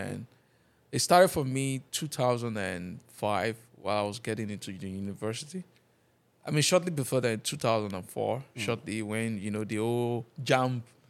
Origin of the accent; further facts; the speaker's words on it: Nigeria; I'm a Nigerian.